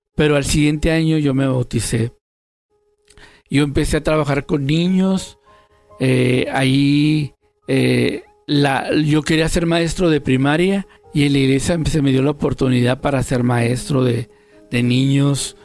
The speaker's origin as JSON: {"language": "Spanish", "town": "Tijuana", "region": "Baja California", "country": "Mexico", "said": "Yo tengo 57 años y soy de Tijuana, Baja California."}